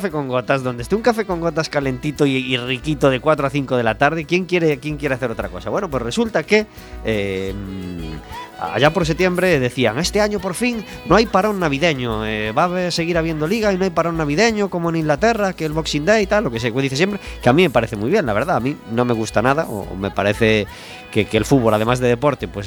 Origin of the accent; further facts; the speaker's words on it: Ferrol, Galicia, Spain; Sí, yo soy de Ferrol.